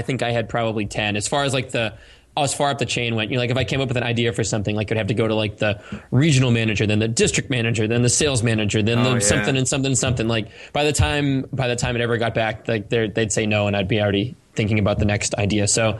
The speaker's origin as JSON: {"language": "English", "town": "Cape Cod", "region": "Massachusetts", "country": "United States", "tie": "born or raised there", "said": "I used to like paint seashells when I grew up in Cape Cod with like Red Sox logos on the inside of them and sell them to my neighbors"}